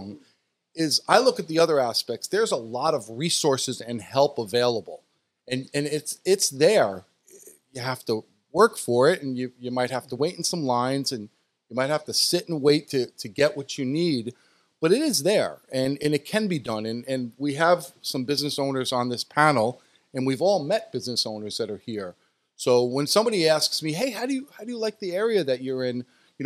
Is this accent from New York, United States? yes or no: yes; New York, United States; moved away as an adult; now in Chula Vista, United States; I born and raised in New York, and I grew up in a very family-orientated community